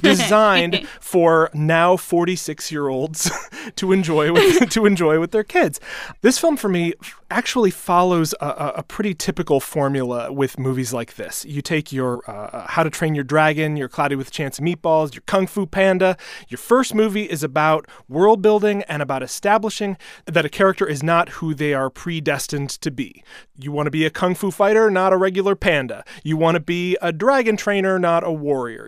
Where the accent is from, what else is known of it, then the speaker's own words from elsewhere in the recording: Wisconsin, United States; my home state of Wisconsin